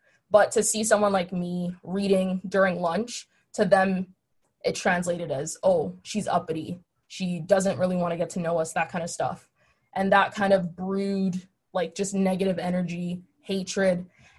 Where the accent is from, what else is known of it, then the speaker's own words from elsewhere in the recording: Nigeria; now in Chicago, United States; Growing up in Nigeria, obviously, it's Black. And then when we came to Chicago, it was kind of, I was Black, but I wasn't really Black because I was African. So we had like the name calling, the accent.